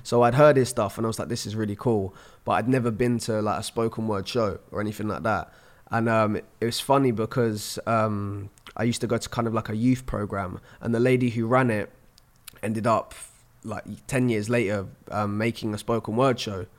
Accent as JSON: {"language": "English", "area": "Surrey", "region": "South East England", "country": "United Kingdom", "also_born_or_lived": "London", "said": "I'm twenty-five from London. Well, I'm actually from Surrey, which is just outside of London"}